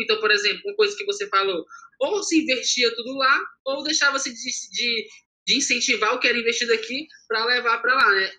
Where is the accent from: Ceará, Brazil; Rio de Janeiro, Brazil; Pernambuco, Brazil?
Ceará, Brazil; Fortaleza; eu cresci minha vida, eu sou da periferia de Fortaleza